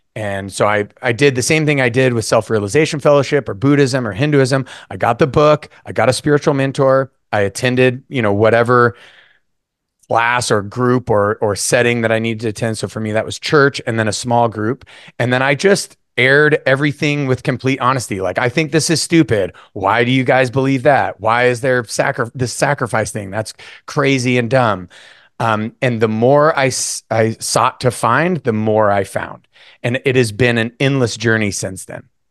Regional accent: North Idaho, United States; I was born and raised in North Idaho

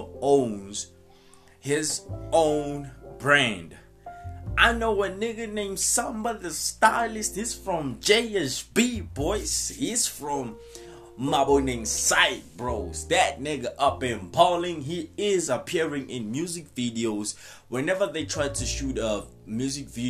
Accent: South Africa; I'm from South Africa too.

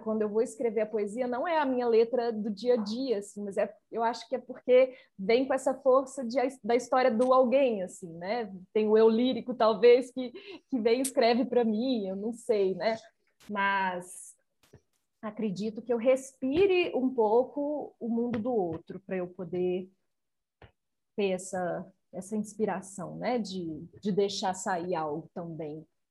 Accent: Nova Lima, Minas Gerais, Brazil; Nova Lima, a cidade onde eu nasci, onde eu vivo

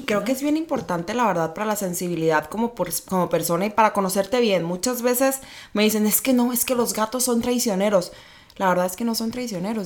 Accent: Hermosillo, Sonora, Mexico; moved away as an adult; also born or lived in Mexico City; now in Tijuana, Mexico; soy sonorense, nací en Hermosillo, Sonora

